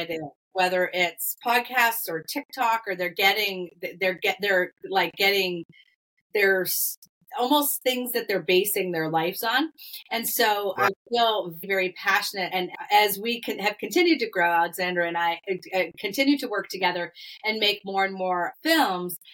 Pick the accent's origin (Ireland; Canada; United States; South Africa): United States; Massachusetts; now in Midwest, United States; I live in the middle of the Midwest, and I'm a New Englander. We grew up in Massachusetts